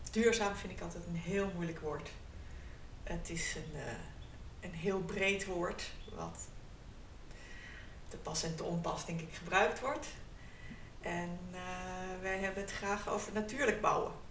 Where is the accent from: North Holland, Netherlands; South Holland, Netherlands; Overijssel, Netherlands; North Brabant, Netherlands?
North Holland, Netherlands; now in Friesland, Netherlands; Eh, we komen uit Noord-Holland.